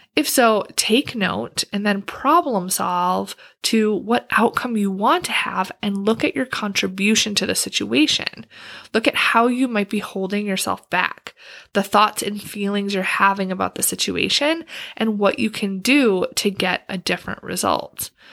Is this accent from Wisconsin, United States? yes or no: yes; Wisconsin, United States; moved away as an adult; now in Washington, D.C. area, United States; I'm from Wisconsin